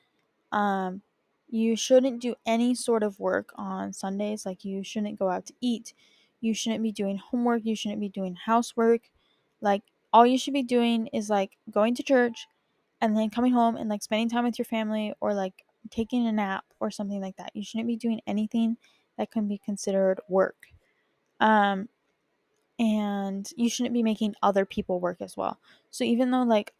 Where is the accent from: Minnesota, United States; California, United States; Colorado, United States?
California, United States; Bakersfield; also born or lived in Utah; now in New York City, United States; I grew up in California. I grew up in Bakersfield